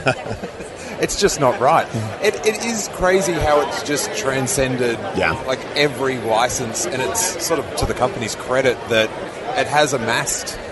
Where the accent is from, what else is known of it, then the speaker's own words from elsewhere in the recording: Australia; moved away; back in Australia, the news agents I used to go, when I go home, like back to visit